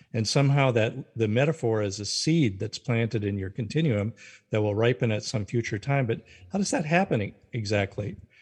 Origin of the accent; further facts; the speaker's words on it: North Dakota, United States; moved away as an adult; also born or lived in Carlisle, Pennsylvania; I was raised in North Dakota as a Lutheran